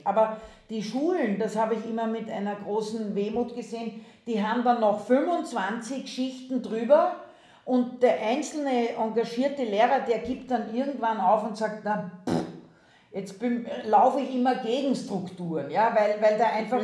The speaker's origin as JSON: {"language": "German", "country": "Austria", "moved": "as an adult", "lives_now": "Germany", "said": "ursprünglich komme ich aus Österreich, das hört man"}